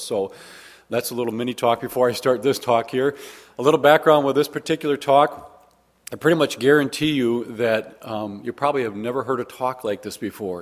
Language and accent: English; Waukesha, Wisconsin, United States; also born or lived in Arkansas; I'm actually just from Waukesha, not that exciting